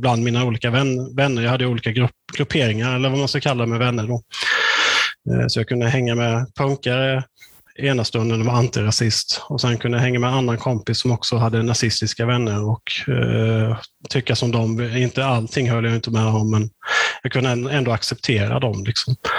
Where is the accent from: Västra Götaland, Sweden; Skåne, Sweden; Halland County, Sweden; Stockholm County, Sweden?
Halland County, Sweden; Hyltebruk; när jag växte upp i Hyltebruk